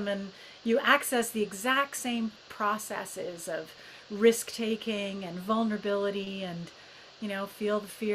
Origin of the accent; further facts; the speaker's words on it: Edmonton, Alberta, Canada; moved away; also born or lived in Toronto / United Kingdom; I grew up in Edmonton, Alberta